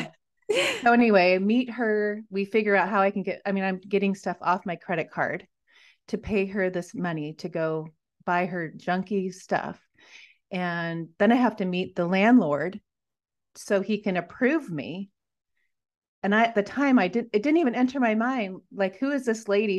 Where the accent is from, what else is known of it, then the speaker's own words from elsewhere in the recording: Washington, United States; moved away as an adult; also born or lived in Montana; I grew up in Washington